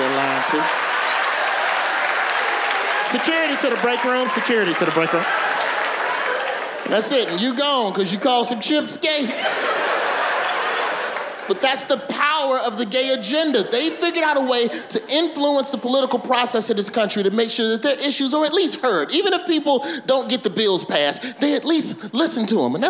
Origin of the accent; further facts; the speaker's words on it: Birmingham, Alabama, United States; I'm from Birmingham